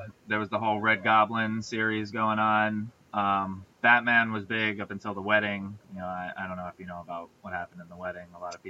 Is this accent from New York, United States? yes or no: yes; New York, United States; we're from New York